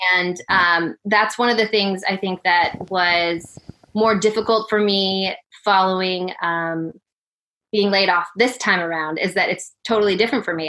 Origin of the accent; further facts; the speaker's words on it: Denver, Colorado, United States; moved away as an adult; also born or lived in Birmingham, Alabama / Seattle / Portland; I grew up in Denver, Colorado